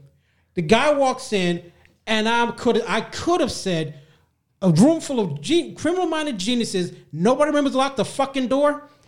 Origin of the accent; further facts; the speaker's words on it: New Jersey, United States; I'm from Jersey.